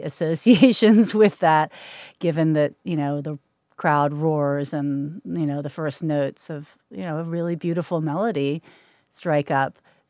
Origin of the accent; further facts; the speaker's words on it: Kentucky, United States; I was a horse-crazy girl, and so Derby Day was always a really happy and exciting moment for me.